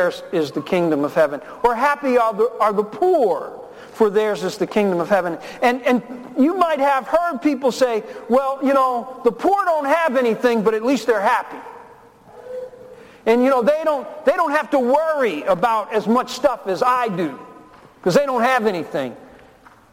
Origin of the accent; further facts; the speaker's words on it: Newark, New Jersey, United States; also born or lived in Memphis, Tennessee; My father abandoned my family when I was 4 years old and put us on a train from Memphis and sent us up to Newark, New Jersey. I was born in Memphis, and we moved in with my grandparents.